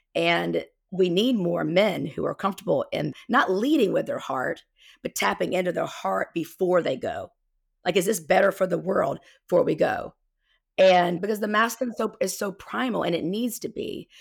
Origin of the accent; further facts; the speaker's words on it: South Carolina, United States; accent: Southern twang; I'm from South Carolina, by the way, so you'll hear my Southern twang come out.